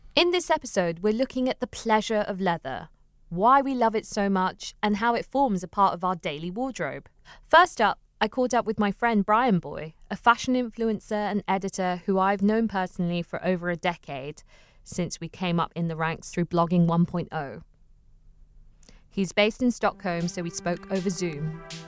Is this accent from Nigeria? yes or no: no; London, United Kingdom; I grew up near Camden